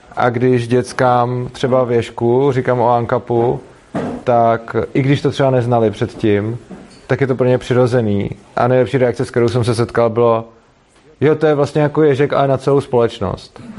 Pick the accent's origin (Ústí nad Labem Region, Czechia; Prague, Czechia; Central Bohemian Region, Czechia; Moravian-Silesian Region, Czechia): Prague, Czechia; jsem z Prahy a, eh, dojíždím do Brna